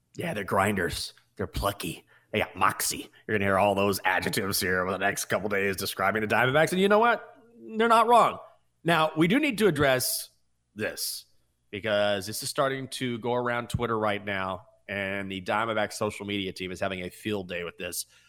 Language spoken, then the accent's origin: English; Texas, United States; I'm from Texas. I grew up going to Rangers games